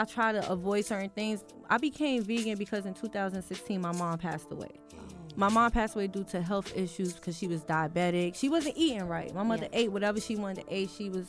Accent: New York City, New York, United States; moved away as an adult; also born or lived in Fort Greene; now in Atlanta, United States; I'm from Brooklyn, baby.

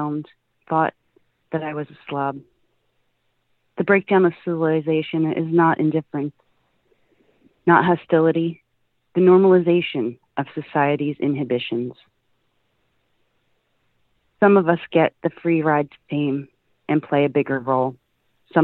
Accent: Philadelphia, Pennsylvania, United States; I'm from Philadelphia

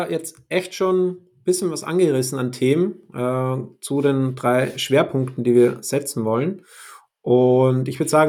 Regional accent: Austria; now in Hamburg, Germany; ich komme ursprünglich aus Österreich, lebe seit sechs Jahren jetzt in Hamburg

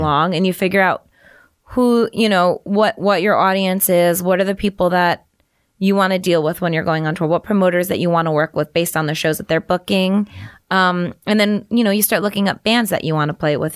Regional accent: New York, United States; I'm from New York

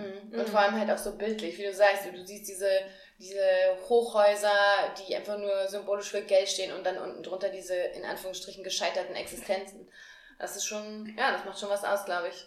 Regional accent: near Marburg, Hesse, Germany; now in Frankfurt, Germany; ich komme auch aus Hessen, mhm. aber Richtung Marburg, also noch hinter Marburg.

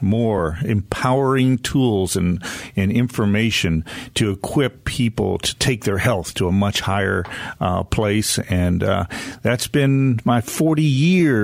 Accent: United States; moved away as an adult; now in Western North Carolina, United States; I grew up on a farm right on the Pennsylvania-Ohio border between Cleveland and Pittsburgh

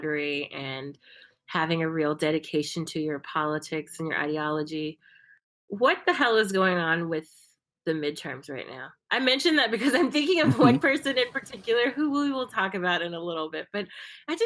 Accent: United States; now in Brazil; I'm from the US

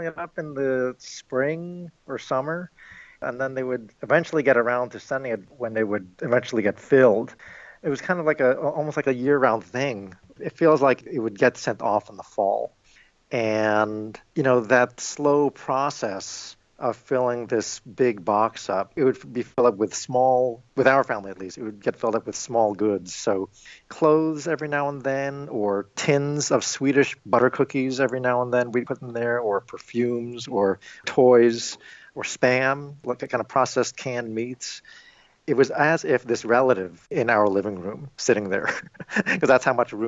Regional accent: New York, United States; now in Illinois, United States; I am Filipino American and I was born and raised in New York

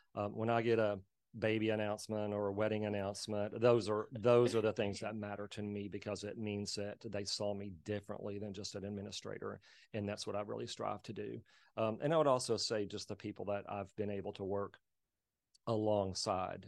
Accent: Plains, Texas, United States; I'm from Plains, Texas, a small traditional cotton, cattle, oil, ranching, uh, community out in West Texas

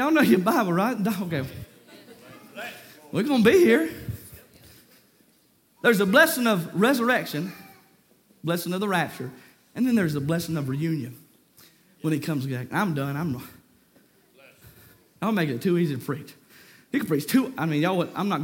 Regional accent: Lexington, North Carolina, United States; I grew up in Lexington. My dad pastored Walters Grove

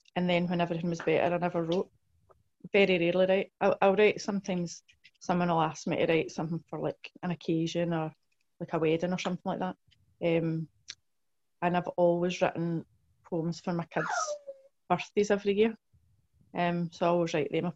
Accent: Blantyre, Scotland, United Kingdom; in South Lanarkshire

